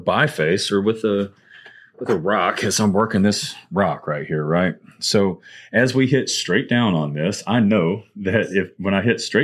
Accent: Arkansas, United States; now in Mississippi, United States; where I grew up in Arkansas

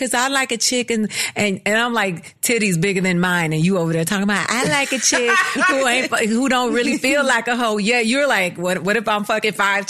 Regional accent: the South, United States; I'm from the South, so they have that term.

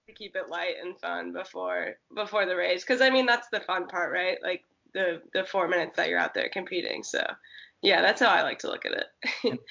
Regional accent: Santa Cruz, California, United States; moved away as an adult; also born or lived in Oregon / Arkansas; I grew up in Santa Cruz, which is like um, surf city, California

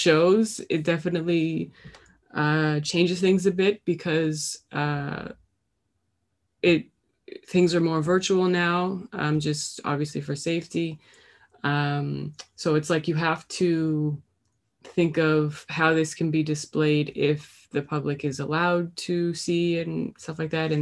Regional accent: Halifax, Nova Scotia, Canada; also born or lived in North Preston; I grew up in Halifax, but my mother's side of the family is from North Preston

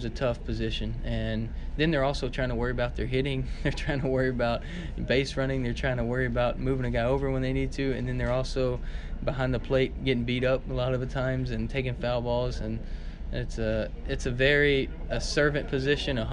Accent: Alabama, United States; when I was growing up in Alabama

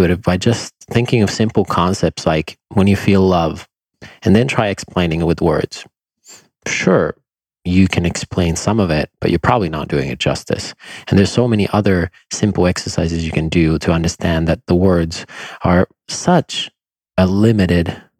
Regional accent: Finland; I grew up in Finland

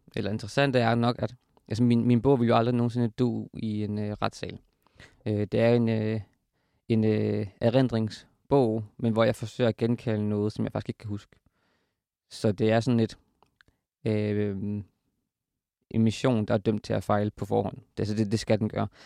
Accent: Horsens, Central Denmark Region, Denmark; hvor jeg er fra, som er, som er Horsens

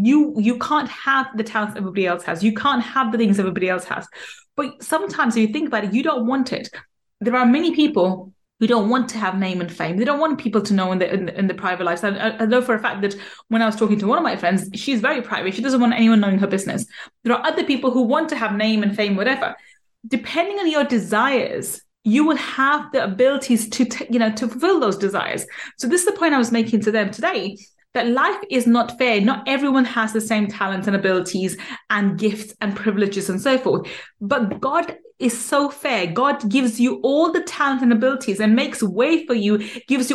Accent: London, United Kingdom; we ended up moving to London, and then I grew up in East London, and I lived in a ghetto council estate

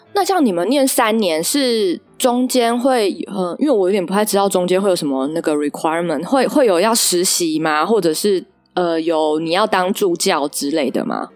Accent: Taichung, Taiwan; 我是台中人

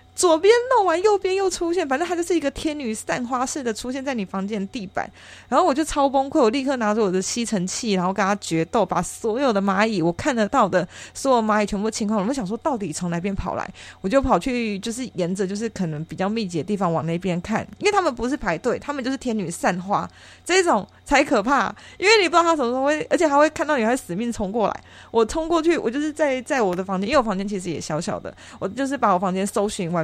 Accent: Taichung, Taiwan; 我是台中人，然后台中的透天四层楼

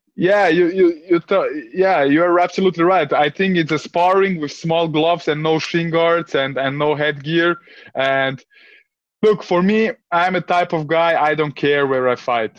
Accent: Vienna, Austria; my parents came like uh, in the 90s to Austria, like uh, refugees. And I grew up. I grew up in a in a in a in an area in Vienna

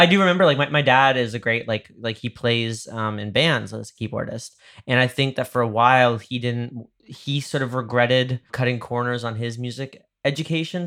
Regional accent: Dobbs Ferry, New York, United States; moved away; my hometown, uh, I'm from, like, like, the river towns in Westchester

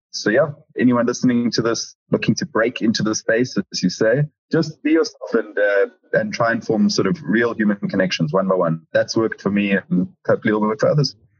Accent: South Africa; moved away as an adult; now in London, United Kingdom; I'm from South Africa

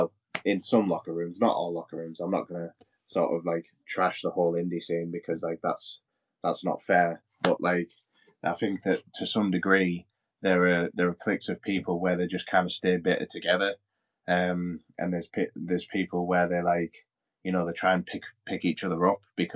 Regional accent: United Kingdom; we as British people

